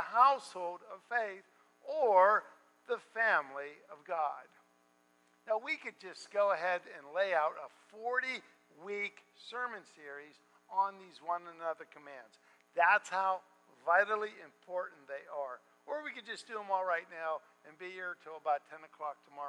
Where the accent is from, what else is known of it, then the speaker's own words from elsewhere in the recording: Pittsburgh, Pennsylvania, United States; I am from Pittsburgh